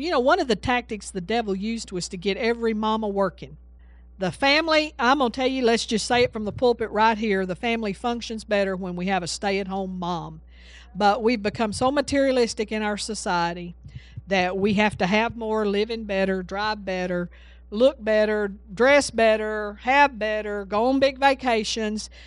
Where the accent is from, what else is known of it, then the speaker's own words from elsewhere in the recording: Texas, United States; I'm from Texas